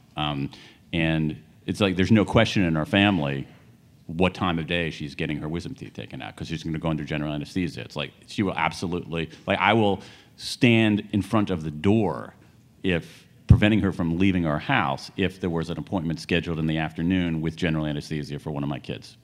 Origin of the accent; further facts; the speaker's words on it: American Midwest, United States; I grew up in the American Midwest when the Rust Belt was rusting